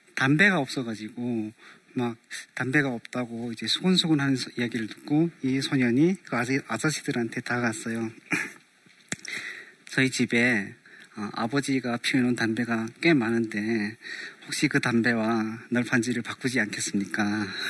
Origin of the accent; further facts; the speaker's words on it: North Korea; now in South Korea; 북조선에서 왔다는